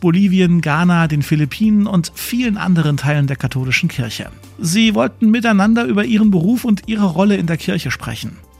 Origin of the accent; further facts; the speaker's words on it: Germany; Bei uns in Deutschland